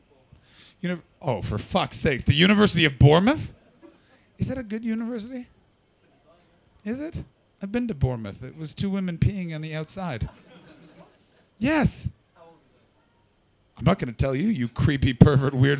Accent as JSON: {"language": "English", "country": "Canada", "said": "I'm from Canada"}